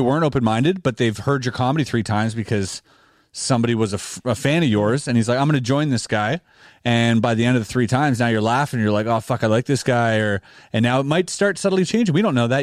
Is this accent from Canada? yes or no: yes; Canada; we're Canadian